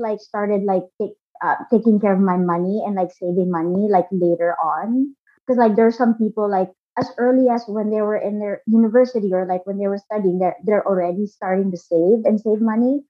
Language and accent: English; Philippines; moved away as an adult; now in Brooklyn, United States; Born and raised in the Philippines. 100% Filipino